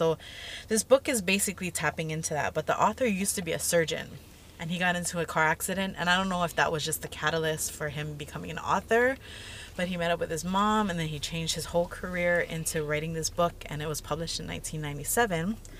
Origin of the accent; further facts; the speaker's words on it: Hawaii, United States; Even being Native Hawaiian, yes.